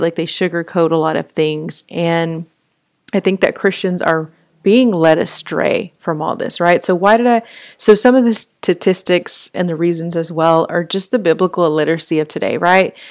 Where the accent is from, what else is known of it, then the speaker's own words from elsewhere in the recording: Fort Worth, Texas, United States; I grew up in Fort Worth